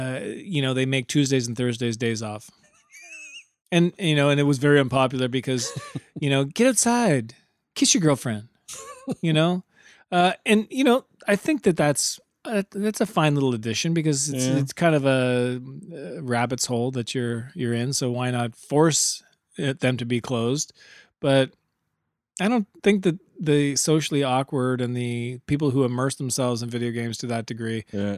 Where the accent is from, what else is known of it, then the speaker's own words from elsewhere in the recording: Minnesota, United States; I'm from Minnesota. I've been to Minnesota too.